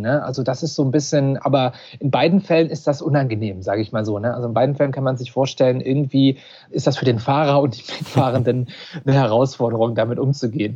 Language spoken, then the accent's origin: German; Mansfeld area, Saxony-Anhalt, Germany; moved away; ich bin in Sachsen-Anhalt aufgewachsen und zwar im Mansfelder Gebiet